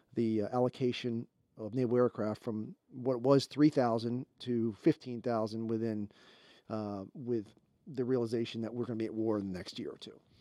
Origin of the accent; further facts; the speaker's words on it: Baltimore, Maryland, United States; I'm from Baltimore there